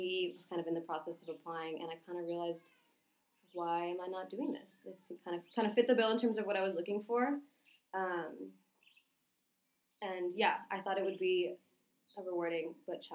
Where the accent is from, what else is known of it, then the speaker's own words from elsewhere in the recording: Northampton, Massachusetts, United States; moved away as an adult; also born or lived in Washington, D.C.; now in Panama; I'm from Northampton, Massachusetts, which is a small city a couple hours outside of Boston in Western Mass. I'm the oldest of three children, so I have a younger sister and brother. I was born there, grew up there, spent 18 or 17 years there